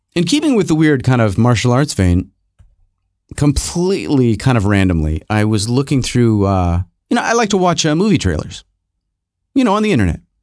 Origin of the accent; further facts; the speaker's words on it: Rochester, New York, United States; moved away; also born or lived in Los Angeles; when I was growing up in Rochester, New York